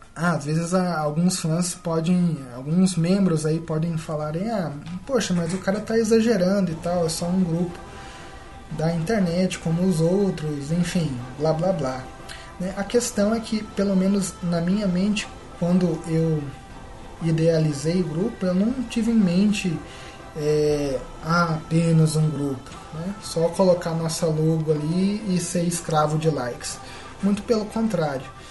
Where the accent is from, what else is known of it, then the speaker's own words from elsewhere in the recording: Brazil; first language Portuguese; o nosso país é assim